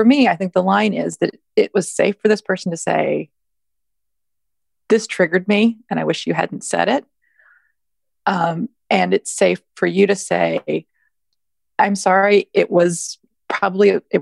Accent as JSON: {"language": "English", "country": "Canada", "tie": "born or raised there", "also_born_or_lived": "Toronto / the South (US)", "moved": "as an adult", "lives_now": "United States", "said": "I grew up in Canada and I now live in the South."}